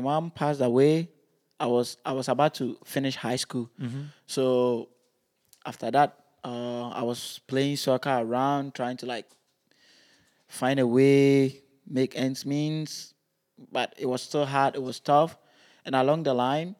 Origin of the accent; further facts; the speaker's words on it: Ghana; moved away; growing up in Ghana